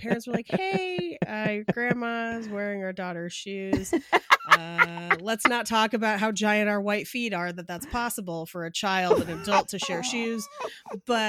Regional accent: Bay Area, California, United States; moved away; So we grew up in the Bay Area

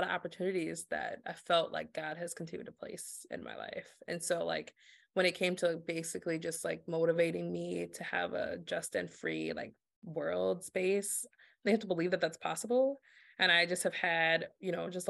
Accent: Worthington, Minnesota, United States; Growing up in Worthington, Minnesota, was born and raised there, a small town of about 13,000 people in southwestern Minnesota

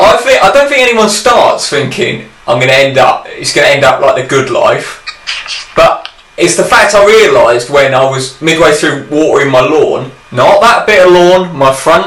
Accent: England, United Kingdom; I waved at the cat, which is my right as an Englishman.

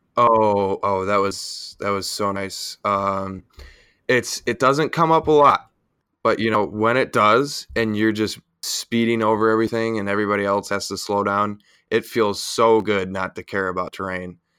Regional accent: Buffalo, New York, United States; I'm from Buffalo, so, you know, we're, we're used to our drinking out there

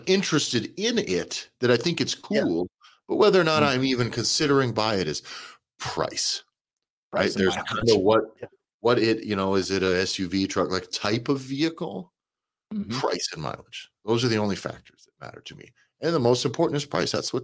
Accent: United States

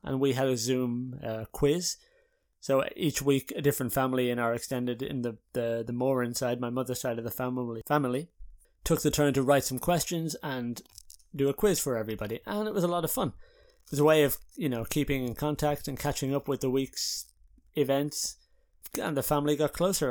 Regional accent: Ireland; now in Haarlem, Netherlands; as an Irish person

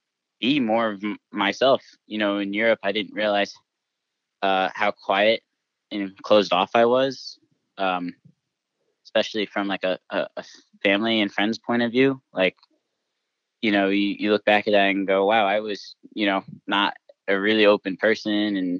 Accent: United States; that's my home country. That's my heritage. That's where my family's from. That's where I grew up

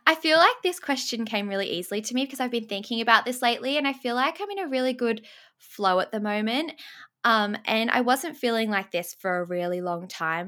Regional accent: Sydney, New South Wales, Australia; born or raised there; also born or lived in England

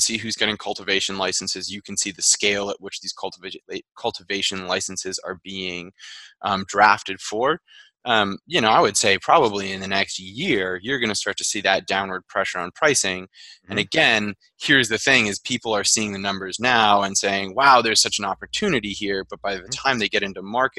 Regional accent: the Berkshires, Massachusetts, United States; I'm from the Berkshires

